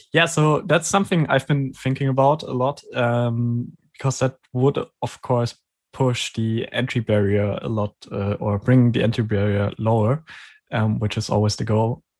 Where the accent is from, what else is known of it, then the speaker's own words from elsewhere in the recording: Germany; English is a second language; I'm from Germany